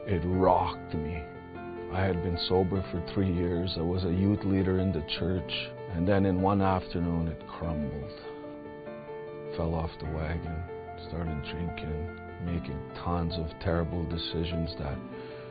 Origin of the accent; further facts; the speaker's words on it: Beauval, Saskatchewan, Canada; I'm from Beauval, Saskatchewan.